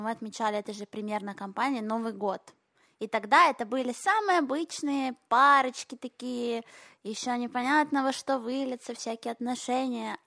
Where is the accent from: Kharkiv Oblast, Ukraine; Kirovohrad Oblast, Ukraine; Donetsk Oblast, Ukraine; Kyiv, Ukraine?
Kharkiv Oblast, Ukraine; Kharkiv; now in Israel; я же училась в еврейской школе в Харькове